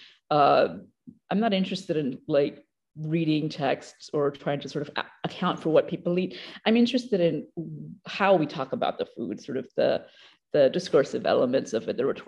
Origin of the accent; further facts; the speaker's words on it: Papua New Guinea; also born or lived in Australia; it occasionally comes out in my accent here and there. I grew up in Papua New Guinea and Australia.